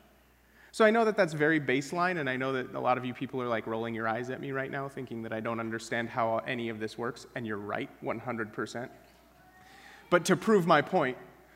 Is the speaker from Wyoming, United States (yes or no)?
yes; Wyoming, United States; moved away; I grew up in Wyoming where things are dry as dirt